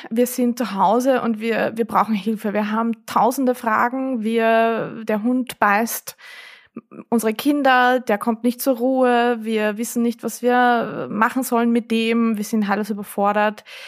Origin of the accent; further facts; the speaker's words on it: Vienna, Austria; bei uns in Wien